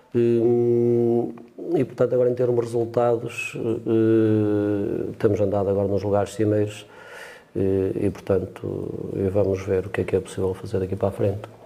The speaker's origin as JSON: {"language": "Portuguese", "area": "Jales", "region": "Norte", "country": "Portugal", "said": "aquele mais próximo da minha terra, que eu sou de um canal da ali de Jales"}